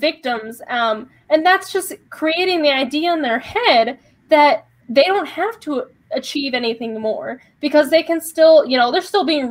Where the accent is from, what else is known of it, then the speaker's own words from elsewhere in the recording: Midwest, United States; I'm from the Midwest and grew up on a farm